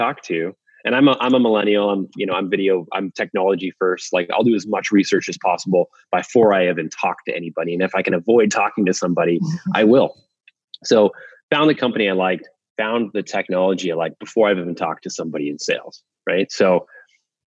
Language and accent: English; Waterloo, Ontario, Canada; BlackBerry was invented in my hometown and where our HQ is